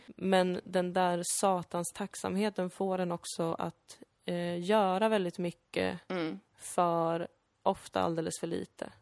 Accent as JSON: {"language": "Swedish", "country": "Sweden", "tie": "born or raised there", "said": "Jag kallar mig själv invandrare, jag, jag är född här"}